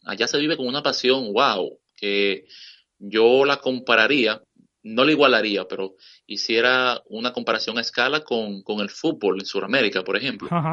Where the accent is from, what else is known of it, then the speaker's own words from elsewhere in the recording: Dominican Republic; now in Washington, United States; en mi país, República Dominicana